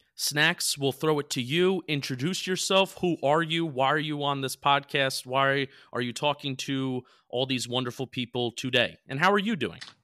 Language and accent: English; New Jersey, United States; accent: Jersey; my Jersey accent